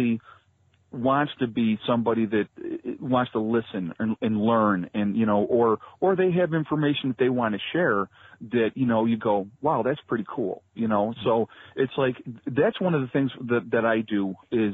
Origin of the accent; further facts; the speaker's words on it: Rochester, New York, United States; I grew up in the Rochester area in New York